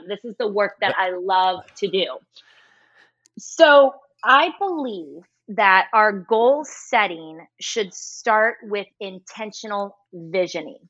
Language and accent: English; Midwest, United States; moved away as an adult; now in Los Angeles, United States; So I am born and raised in the Midwest.